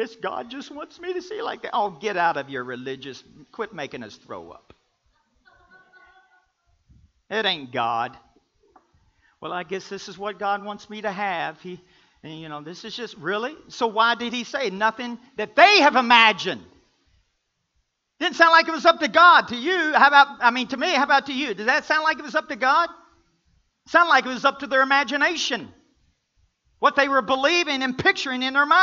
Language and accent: English; the South, United States; I'm from the South.